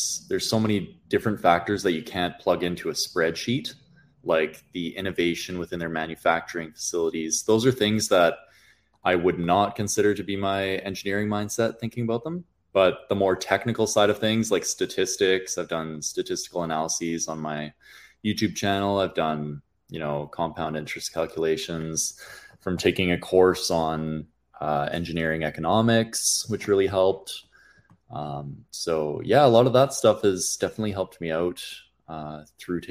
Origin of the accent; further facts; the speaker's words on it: Kelowna, British Columbia, Canada; moved away as an adult; also born or lived in Alberta; I ended up growing up in Kelowna, British Columbia